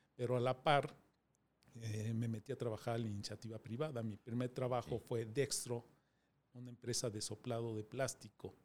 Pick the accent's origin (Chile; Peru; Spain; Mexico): Mexico; Mexico City; Nací en eh, Distrito Federal, soy de la Ramos Millán